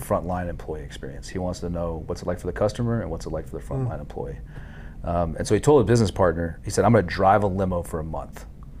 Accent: Dallas-Fort Worth area, Hurst, Euless, Bedford, Texas, United States; I'm from the Dallas-Fort Worth area, grew up in Hurst, Euless, Bedford.

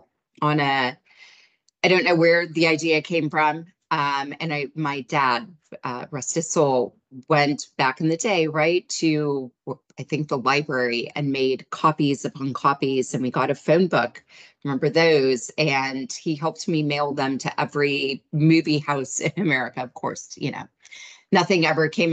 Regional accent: United States; as an American

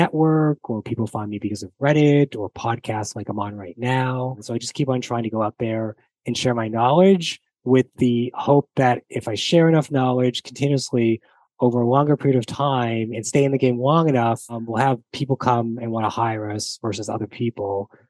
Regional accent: Canada; even though as a Canadian, and you assume, Alex, as an American, we both speak English and the British speak English.

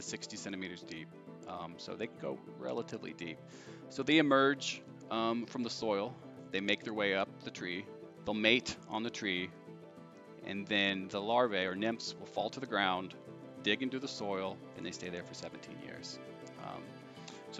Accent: Indiana, United States; also born or lived in California; So I'm from Indiana originally. I'm from about an hour south, and I grew up in farmland

